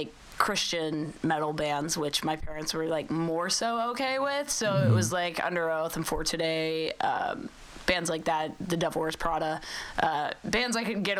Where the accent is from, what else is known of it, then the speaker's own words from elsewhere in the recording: Oklahoma, United States; I grew up in Oklahoma riding horses